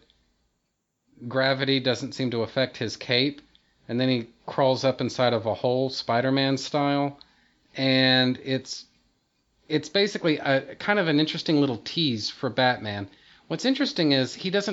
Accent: Texas, United States; I was born and bred in Texas

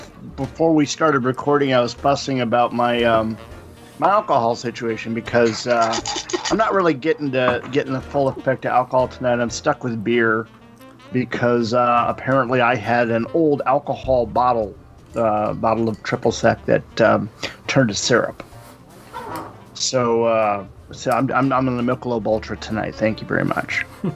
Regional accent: Minnesota, United States; moved away; also born or lived in Boston; I was born in Minnesota, and I even lived in Boston.

